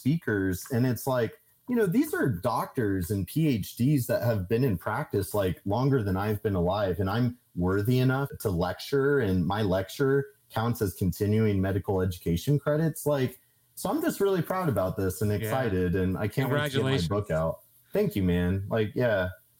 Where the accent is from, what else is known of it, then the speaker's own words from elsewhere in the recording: Kansas, United States; I'm a dude from Kansas that like, I don't have a college degree.